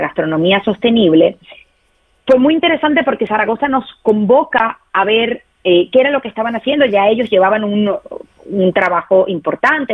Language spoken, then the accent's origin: Spanish; Venezuela; yo soy venezolana